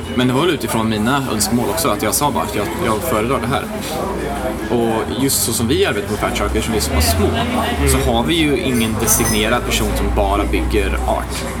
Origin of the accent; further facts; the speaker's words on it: Värmland, Sweden; also born or lived in Skövde; now in Stockholm, Sweden; Jag är från eh, Värmland från början egentligen